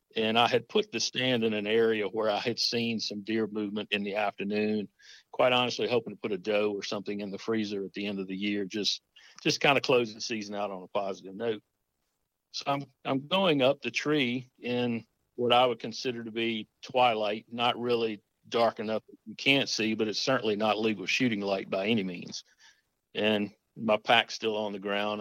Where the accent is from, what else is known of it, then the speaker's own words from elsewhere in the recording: Nelson County, Central Virginia, United States; now in Yorktown, United States; I live in Tidewater, Virginia now. I actually reside in Yorktown, but I grew up in Central Virginia, uh, Nelson County.